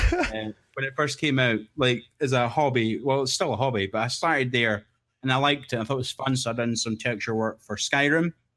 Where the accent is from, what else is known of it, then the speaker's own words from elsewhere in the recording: Scotland, United Kingdom; I'm the Scottish guy that no one will understand